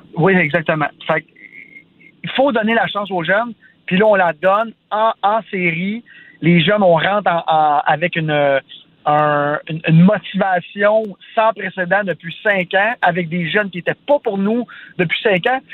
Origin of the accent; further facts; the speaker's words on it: Sainte-Martine, Quebec, Canada; first language French; je viens de Sainte-Martine, un petit village à 45 minutes de Montréal